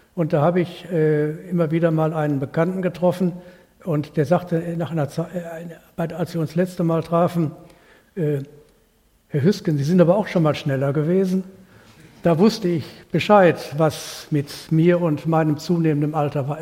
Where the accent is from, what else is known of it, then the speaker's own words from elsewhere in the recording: North Rhine-Westphalia, Germany; bei uns in Nordrhein-Westfalen